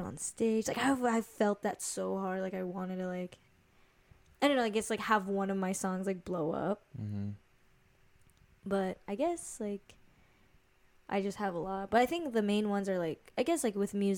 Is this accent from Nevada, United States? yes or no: yes; Las Vegas, Nevada, United States; also born or lived in Hawaii; Being raised here